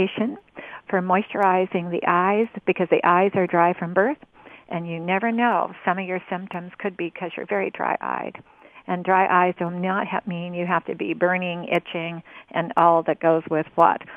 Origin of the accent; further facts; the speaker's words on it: Rogue River, Southern Oregon, United States; I'm talking to you from Southern Oregon near the Rogue River. I grew up on the Rogue River